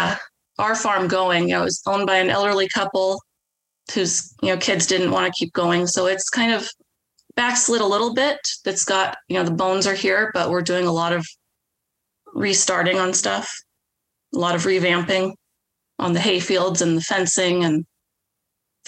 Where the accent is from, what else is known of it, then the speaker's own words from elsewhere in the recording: West Coast, United States; We're both from the West Coast